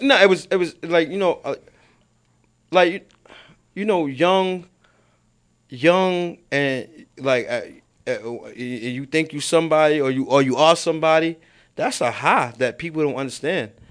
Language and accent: English; New York City, New York, United States; I'm from Baisley. Well, I'm from both sides